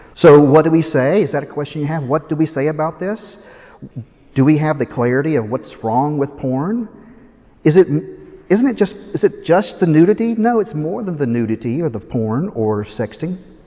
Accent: Tennessee, United States; moved away as an adult; also born or lived in Chattanooga, Tennessee; now in Philadelphia, United States; I'm from Tennessee

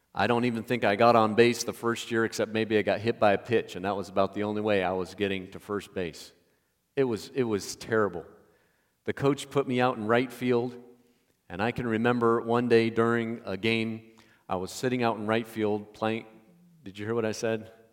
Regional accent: Indiana, United States; I grew up in Indiana

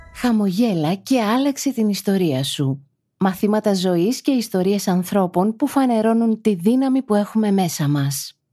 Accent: Piraeus, Attica, Greece; Μεγάλωσα στον Πειραιά στα Μανιάτικα

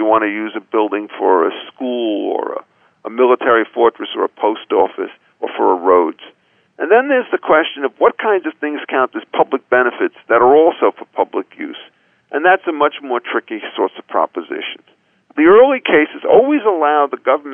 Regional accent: Chicago, Illinois, United States; as a Chicagoan

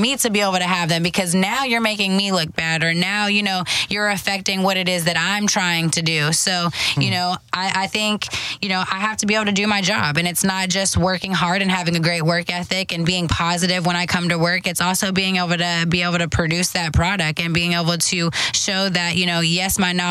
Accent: Houston, Texas, United States; I'm from Houston, Texas, and now I'm working with, you know, some of these big sports in my city

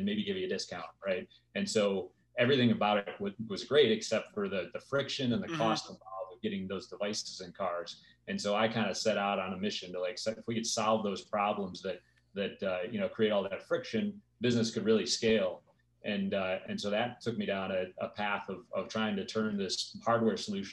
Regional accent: Detroit, Michigan, United States; moved away as an adult; now in Orange County, United States; I grew up in Detroit and then moved out to Orange County in 2000

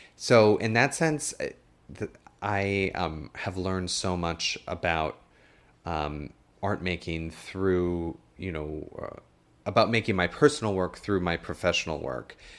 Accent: South Dakota, United States; moved away as an adult; also born or lived in Westchester; now in New York, United States; growing up in South Dakota

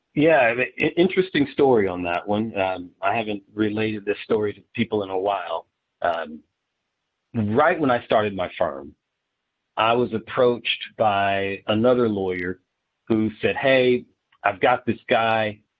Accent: Dayton, Ohio, United States; I grew up in Ohio, uh, in in Dayton, Ohio specifically

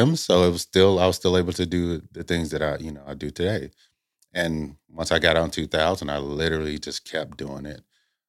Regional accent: Indiana, United States; Originally, I'm from Indiana.

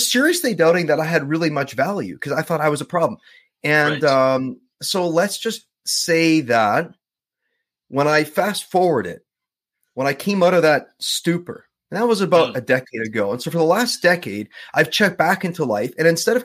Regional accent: Winnipeg, Manitoba, Canada; now in Vancouver, Canada; born and raised in Southern Manitoba. So Winnipeg

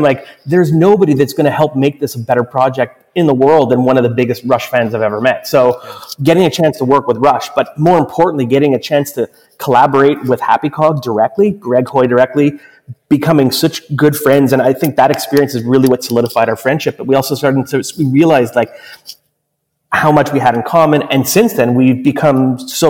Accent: Montreal, Quebec, Canada; Montreal, my hometown

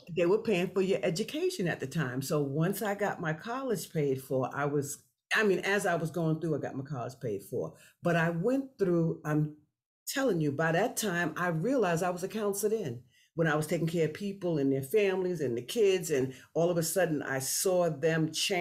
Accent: New York City, New York, United States; also born or lived in Florida; I grew up in New York City and between New York City and Florida

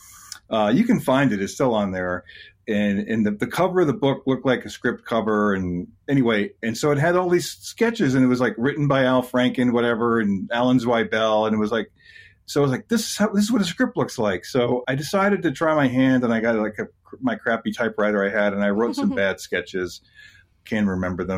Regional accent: New Jersey, United States; I grew up in New Jersey

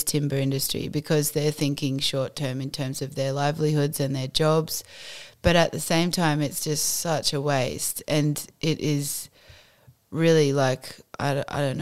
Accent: the Tarkine, northwest Tasmania, Australia; I grew up in the Tarkine, which is it's like a massive, actual huge temperate rainforest that is sort of sprawls across the whole northwest of Tassie.

